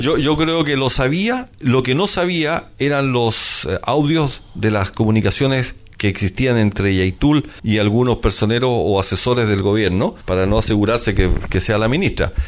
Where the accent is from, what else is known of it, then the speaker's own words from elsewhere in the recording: Santiago, Santiago Metropolitan Region, Chile; yo salí del Instituto Nacional